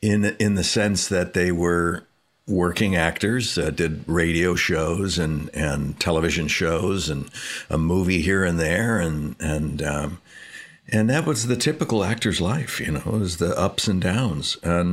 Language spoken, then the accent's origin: English; Canoga Park, California, United States; also born or lived in Hollywood; I was born in Hollywood and raised in the San Fernando Valley in Canoga Park for the most part.